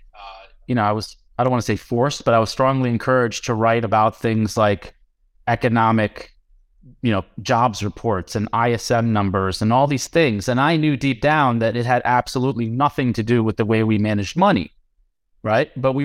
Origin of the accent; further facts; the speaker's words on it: India; I'm Indian.